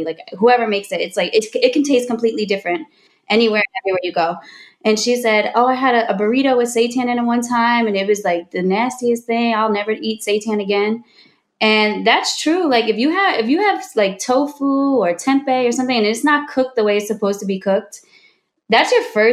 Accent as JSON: {"language": "English", "region": "New Jersey", "country": "United States", "said": "we're from Jersey"}